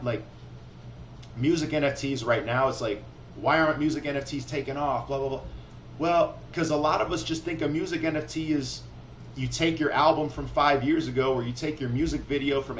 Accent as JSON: {"language": "English", "town": "Rockford", "region": "Illinois", "country": "United States", "also_born_or_lived": "Chicago", "moved": "yes", "said": "I'm from the Midwest. You know, I'm from Rockford, Illinois. I spent a decade in Chicago"}